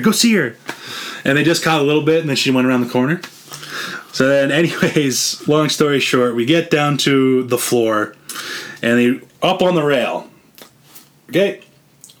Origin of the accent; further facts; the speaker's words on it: central Alberta, Canada; We're all from Alberta, all from the same, like, pretty much central area